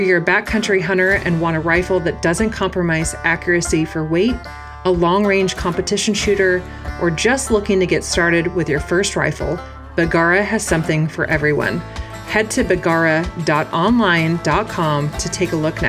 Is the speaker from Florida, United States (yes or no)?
no; Oregon, United States; my home state of Oregon